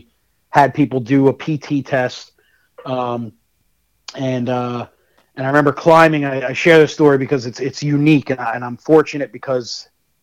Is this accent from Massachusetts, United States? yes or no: no; Central/North New Jersey, United States; accent: Jersey; moved away as an adult; I grew up in what's considered technically Central Jersey, but also could be considered North Jersey, because I grew up very close to New York City